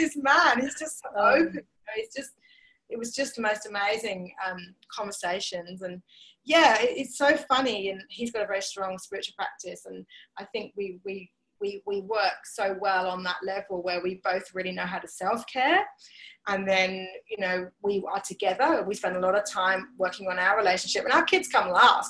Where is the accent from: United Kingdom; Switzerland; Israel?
United Kingdom; England; I'm English